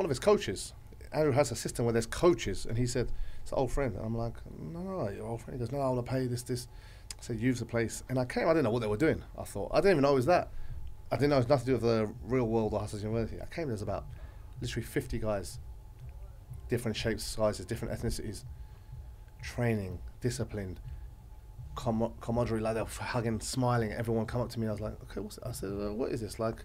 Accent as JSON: {"language": "English", "region": "Dubai", "country": "United Arab Emirates", "said": "I'm from Dubai"}